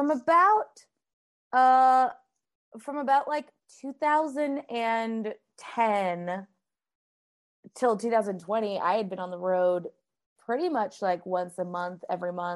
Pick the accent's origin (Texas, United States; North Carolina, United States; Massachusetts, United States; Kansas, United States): Massachusetts, United States; Boston; also born or lived in Minneapolis, Minnesota; I grew up in both the Minneapolis and Boston